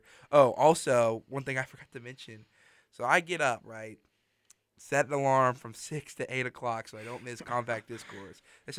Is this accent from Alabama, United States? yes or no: yes; Mobile, Alabama, United States; We are not that far from the rainiest city in the United States, Mobile, my hometown.